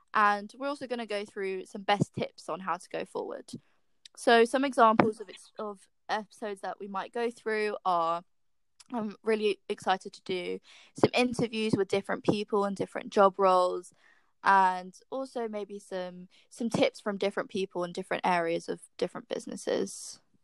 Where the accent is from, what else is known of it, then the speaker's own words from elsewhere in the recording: London, United Kingdom; I'm from London and I'm seven months into role as an apprentice at Microsoft